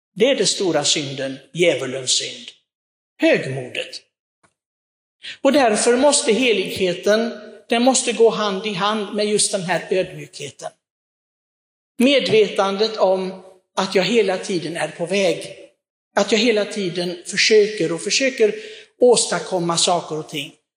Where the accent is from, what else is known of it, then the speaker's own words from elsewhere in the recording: Sweden; vi svenskar